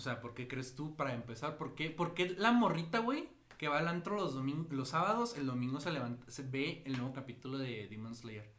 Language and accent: Spanish; Mexico; aquí en México, o sea, pues en México, porque somos de México